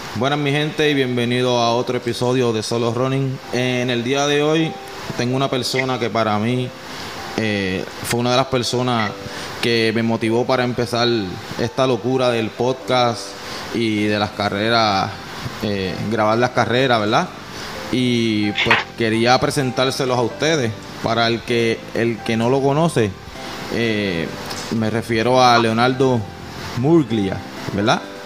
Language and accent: Spanish; Puerto Rico; Puerto Rico también le decimos, le decimos colo a los colorados.